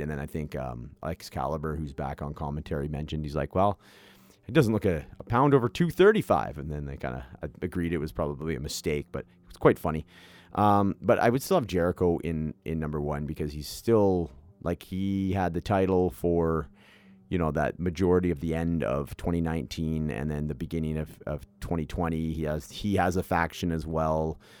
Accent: Canada; being a Canadian myself

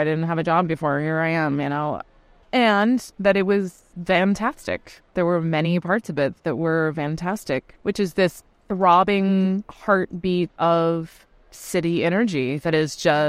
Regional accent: Colorado, United States; born there; also born or lived in Louisiana / Alabama / Wisconsin; now in New York City, United States; I was born in Colorado, and I moved around quite a bit. I lived in Louisiana and Alabama, and then I went to college in Wisconsin.

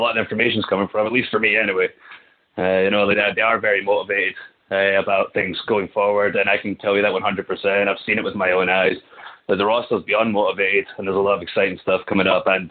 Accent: Kilmarnock, Scotland, United Kingdom; moved away as an adult; now in United States; I'll be live from from Kilmarnock, Scotland

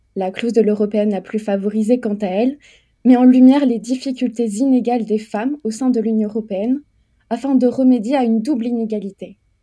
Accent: France; je suis une femme européenne, mais je suis française

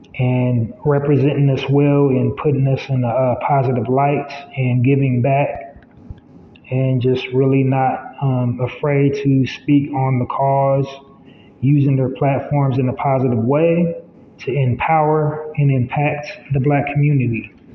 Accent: United States; I am an American black man

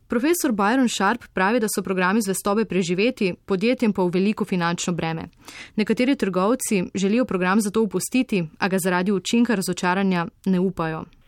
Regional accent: Slovenia; Slovenci smo

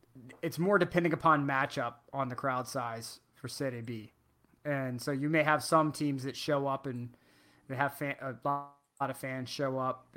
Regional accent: United States; as an American

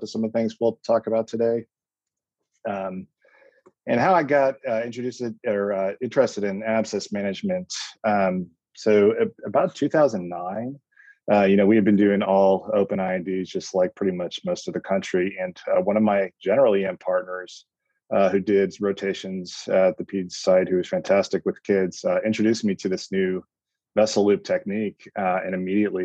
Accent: Northeast, United States; moved away as an adult; also born or lived in Connecticut / Phoenix, Arizona; now in Austin, United States; I'm from the Northeast

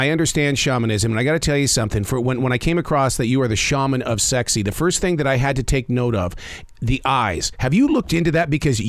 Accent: Montana, United States; When growing up in Montana

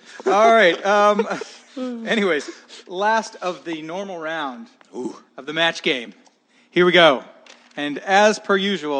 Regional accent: Olympia, Washington, United States; also born or lived in San Jose; I grew up in Olympia

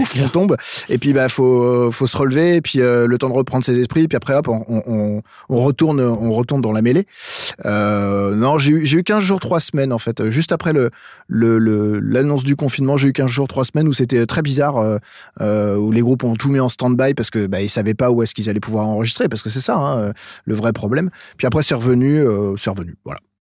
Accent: Eure-et-Loir, Centre-Val de Loire, France; moved away as an adult; also born or lived in Chartres / Paris; now in Clisson, France; moi je suis originaire d'Or-et-Loire

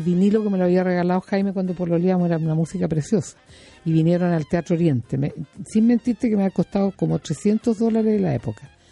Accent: Chile; aquí en Chile

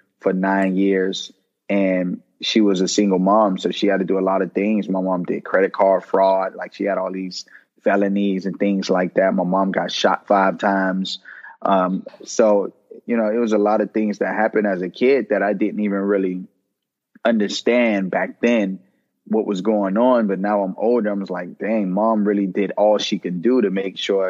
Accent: Miami Gardens, Florida, United States; I grew up in Miami, Kara City

